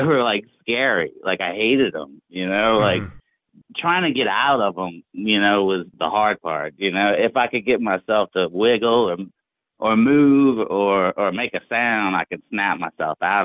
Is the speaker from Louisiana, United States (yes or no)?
yes; New Orleans, Louisiana, United States; also born or lived in North Shore of Lake Pontchartrain, Louisiana; I grew up in New Orleans, but we moved to the north shore around my teens.